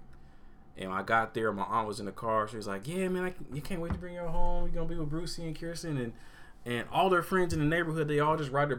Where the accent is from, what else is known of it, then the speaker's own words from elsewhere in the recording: Portland, Oregon, United States; I grew up on a busy street